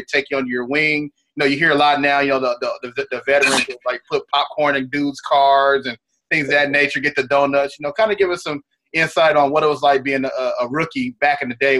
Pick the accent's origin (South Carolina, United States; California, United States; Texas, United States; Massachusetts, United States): Texas, United States; Dallas; also born or lived in Arlington, Texas; me growing up in Dallas and in Arlington. I was a huge Rockets fan because I'm Nigerian